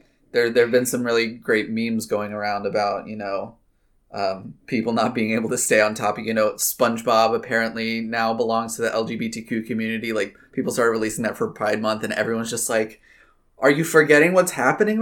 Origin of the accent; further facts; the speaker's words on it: Poquoson, Virginia, United States; growing up in Pocosin, going to school in Pocosin